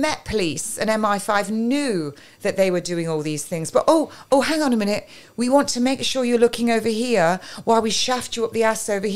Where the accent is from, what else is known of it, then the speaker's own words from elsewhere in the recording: England, United Kingdom; I'm English